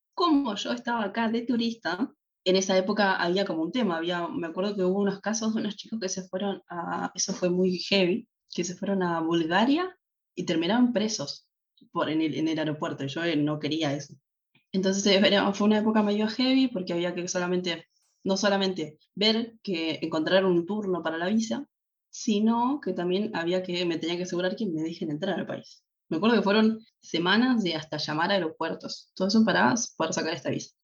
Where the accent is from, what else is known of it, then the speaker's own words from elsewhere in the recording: Tortuguitas, Buenos Aires Province, Argentina; moved away as an adult; now in Germany; soy de Buenos Aires en eh, la capital de Argentina. Pero en Argentina no vivía en la ciudad